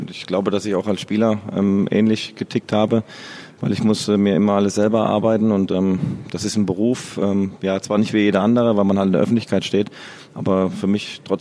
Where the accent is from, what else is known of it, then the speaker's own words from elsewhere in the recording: Southern Germany, Germany; now in Bochum, Germany; ich kam ja aus, ursprünglich aus dem Süden oder komme aus dem Süden, wo meine, meine meine Heimat ist. Und äh, Bochum ist ja meine, meine Heimat geworden.